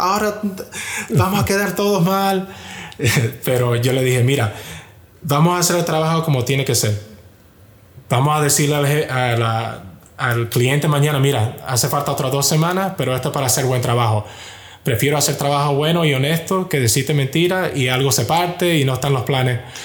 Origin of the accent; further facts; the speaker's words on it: Miami, Florida, United States; yo nací y crecí en Miami